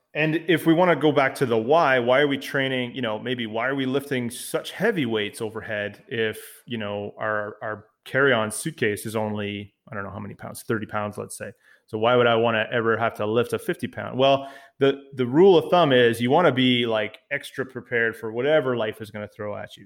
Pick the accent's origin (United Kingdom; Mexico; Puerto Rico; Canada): Canada; also born or lived in Ottawa, Ontario; I'm the Canadian part of the podcast duo